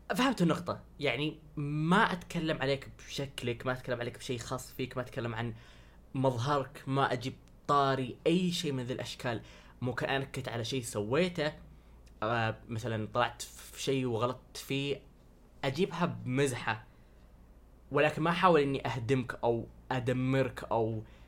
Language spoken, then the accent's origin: Arabic; Saudi Arabia; انا سعودي